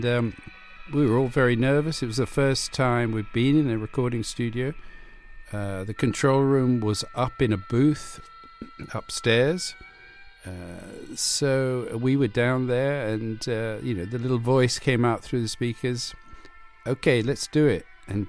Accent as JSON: {"language": "English", "country": "Cuba", "tie": "born or raised there", "also_born_or_lived": "Hawaii / Venezuela", "said": "You know, I was brought up in Cuba, Hawaii, Venezuela."}